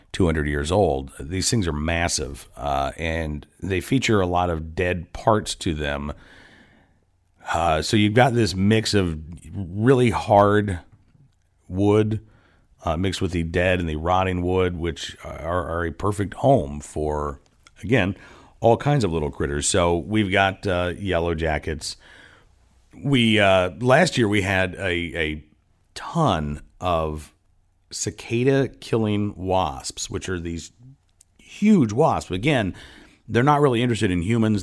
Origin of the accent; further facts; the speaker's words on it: Oklahoma, United States; also born or lived in Massachusetts; now in Virginia, United States; I grew up in Oklahoma, uh, was born in Massachusetts, but I've been in Virginia